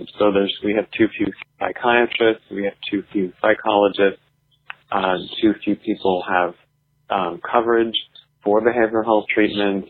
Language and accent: English; Canada; now in United States; I was born and raised in Canada, to American parents, so I have both citizenships.